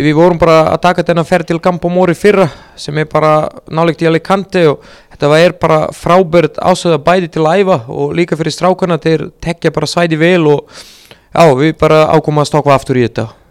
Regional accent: Serbia; Icelandic is a second language; moved away as an adult; also born or lived in Montenegro; now in Akureyri, Iceland; í heimalandinu í Serbíu

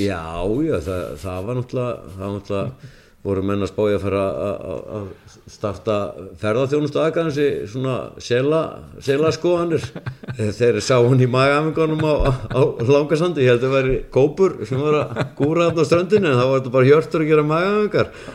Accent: Akranes, Western Region, Iceland; það er minn heimabær

